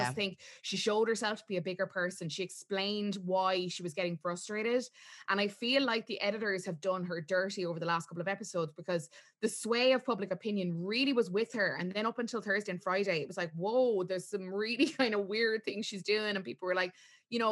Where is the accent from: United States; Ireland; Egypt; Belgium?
Ireland; as Irish viewers